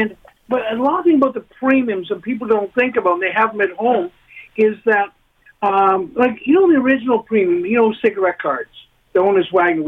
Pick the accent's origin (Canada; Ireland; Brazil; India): Canada; London, Ontario; I grew up in London